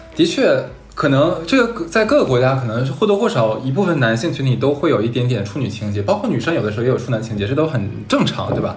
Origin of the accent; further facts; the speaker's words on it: Harbin, Heilongjiang, China; 我是哈尔滨人